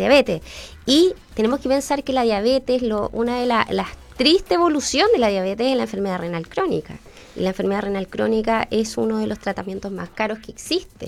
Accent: Chile; tenemos como chilenos

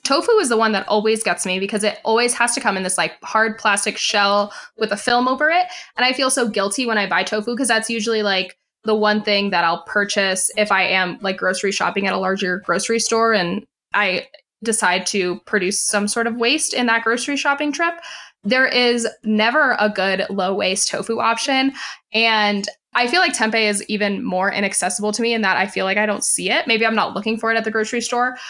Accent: Florida, United States; now in West Coast, United States; in Florida, where I'm originally from. Now I live on the West Coast

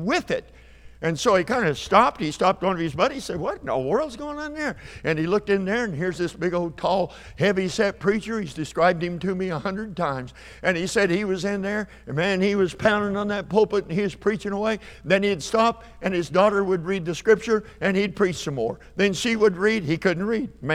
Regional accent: Perry, Oklahoma, United States; My hometown's Perry, Oklahoma

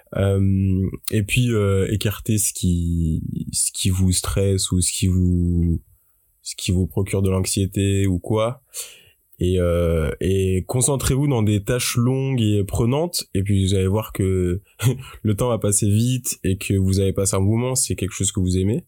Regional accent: Paris, Île-de-France, France; je suis parisien et comme j'ai mes, j'ai mes, euh, mes études à Paris, j'ai toujours été chez mes parents

